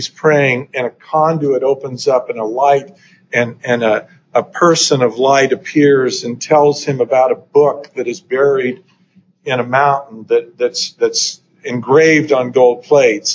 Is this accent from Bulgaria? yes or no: no; Idaho, United States; moved away as an adult; also born or lived in New Hampshire; I grew up in Idaho